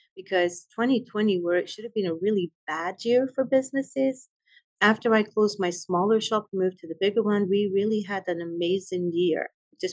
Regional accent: Edinburgh, Scotland, United Kingdom; moved away as an adult; also born or lived in Maryland / Texas; now in Conroe, United States; Scotland. I'm from Scotland, Edinburgh to be exact.

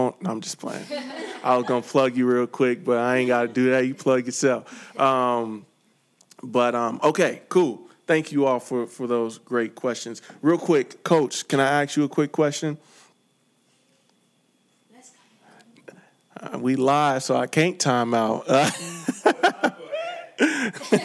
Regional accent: St. Louis, Missouri, United States; also born or lived in Chicago; now in California, United States; I come from St. Louis, Missouri, lived in Chicago, and now I'm in California.

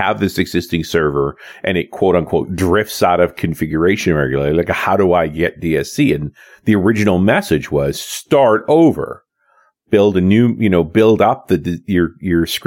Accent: British Columbia, Canada; I'm from British Columbia

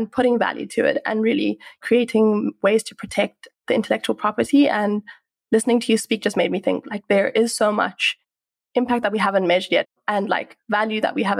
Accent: South Africa; I have been born and raised in South Africa

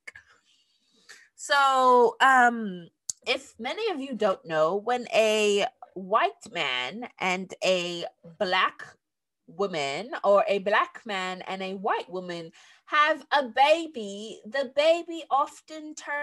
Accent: United States; accent: American; my regular American accent

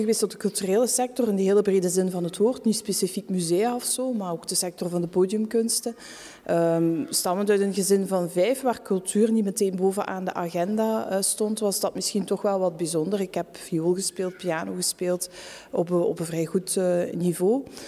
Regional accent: Tongeren, Flanders, Belgium; moved away as an adult; also born or lived in Antwerp; ben ik terug naar mijn geboortestad gegaan, Tongeren

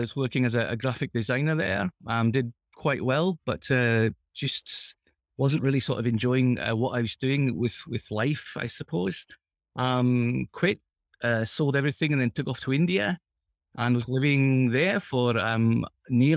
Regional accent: England, United Kingdom; moved away; also born or lived in Japan; When I was growing up in England

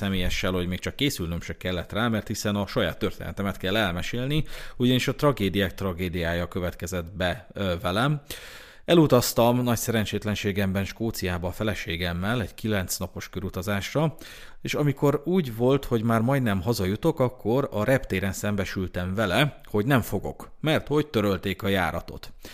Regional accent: Hungary; magyarok vagyunk

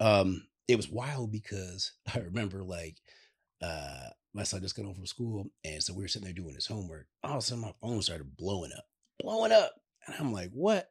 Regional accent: Chicago, Illinois, United States; we're both from Chicago

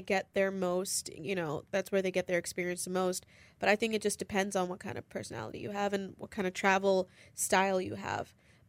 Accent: India; born there; I was born in India, so I would go back every 3 years. But that's like, that's home, you know?

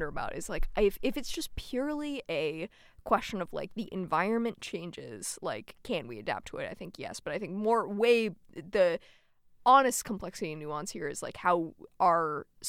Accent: Colorado, United States; I'm from Colorado.

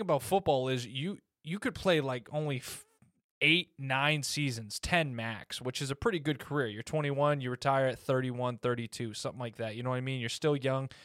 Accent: United States; I was raised in America

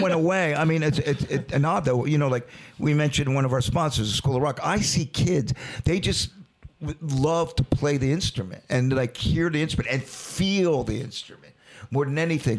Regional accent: Delaware, United States; we're from Delaware

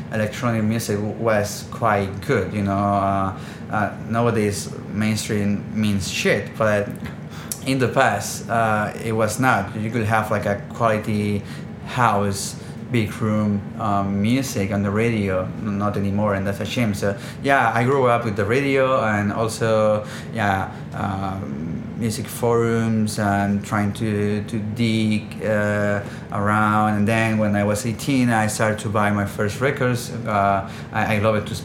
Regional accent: Barcelona, Catalonia, Spain; I'm born and raised in Barcelona

